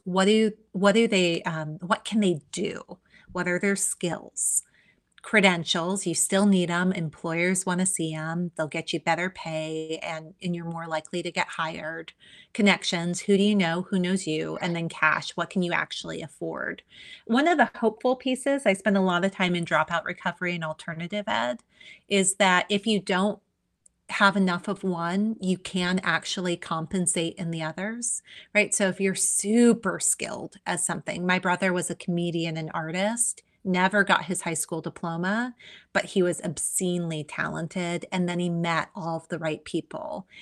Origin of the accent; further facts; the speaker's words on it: Hawaii, United States; I am native Hawaiian